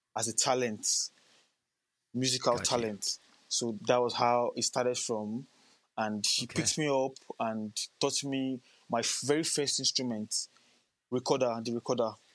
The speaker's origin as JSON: {"language": "English", "region": "Lagos", "country": "Nigeria", "tie": "born or raised there", "also_born_or_lived": "Cross River State, Nigeria", "said": "I'm a native of um, Crush, somewhere called Cross River State in Nigeria. Okay. But I was born and bred in Lagos, Nigeria."}